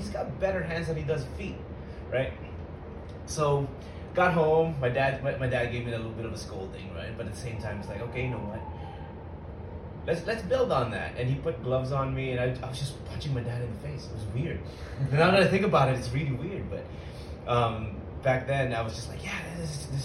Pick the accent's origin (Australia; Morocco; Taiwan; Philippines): Philippines; moved away; I was born in the Philippines